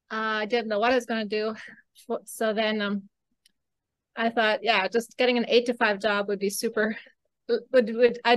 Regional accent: Costa Rica; also born or lived in Belize; So, anyways, when I was six, we moved to Costa Rica. So that's where I grew up

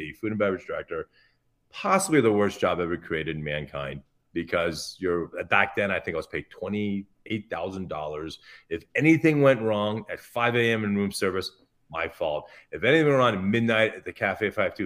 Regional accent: Newport Beach, California, United States; although I was born in Newport Beach

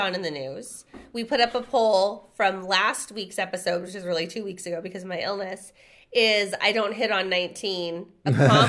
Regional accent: Redlands, California, United States; did we not talk about how we're from Redlands?

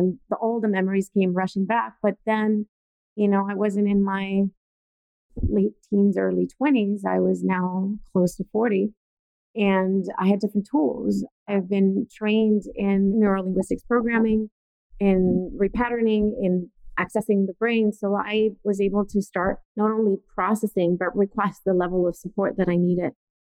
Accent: Italy; moved away as an adult; now in United States; I was born and raised in Italy

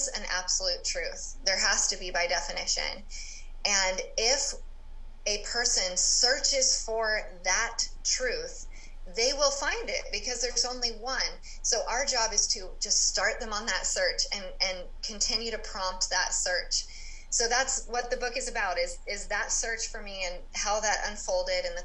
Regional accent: California, United States; I grew up in California

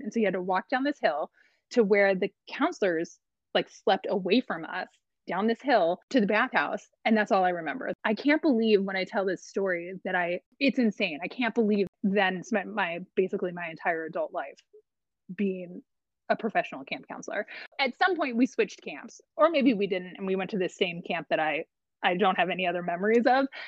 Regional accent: Long Beach, California, United States; moved away as an adult; also born or lived in Upstate New York; now in Medford, United States; I grew up in Long Beach, California, and we've moved around a couple of times since then

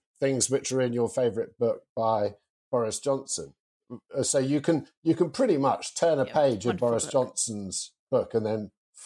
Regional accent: United Kingdom; I am white British and male

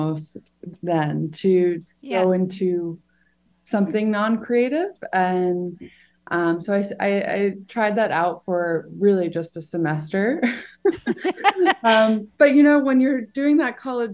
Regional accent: Long Island, New York, United States; So I grew up on Long Island, but just outside of the city.

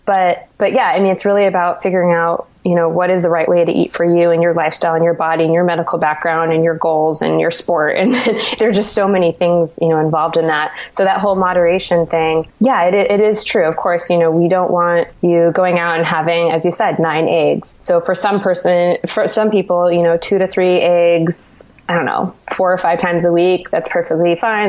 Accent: Santa Cruz, California, United States; now in New York, United States; I'm originally from Santa Cruz, California

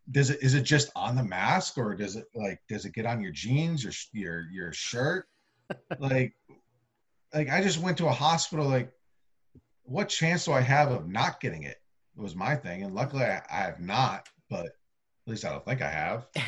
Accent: Massachusetts, United States; I grew up a Yankees and Giants fan in the state of Massachusetts. And I I grew up in central Massachusetts, and believe it or not, it's a different type of accent than the Boston accent.

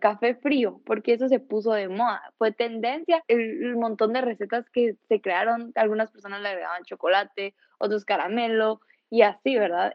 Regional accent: Guatemala; nosotros como chapines

